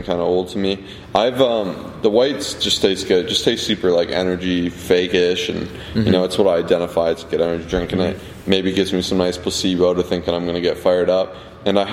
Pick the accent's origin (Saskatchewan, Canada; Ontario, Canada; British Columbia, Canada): Ontario, Canada; Toronto; we're from Canada if you don't know that, Toronto, Ontario